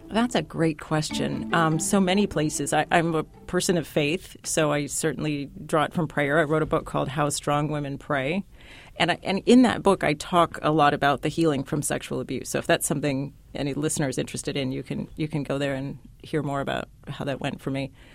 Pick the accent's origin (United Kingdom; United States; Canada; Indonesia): United States; San Diego, California; I grew up in San Diego, California